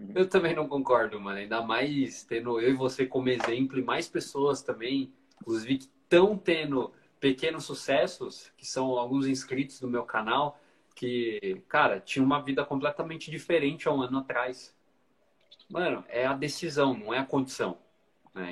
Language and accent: Portuguese; Brazil; aqui no Brasil